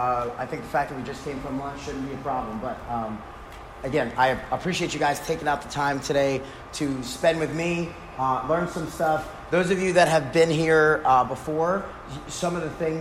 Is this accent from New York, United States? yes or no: yes; New York, United States; moved away as an adult; now in Texas, United States; I grew up in New York, so when I moved to Texas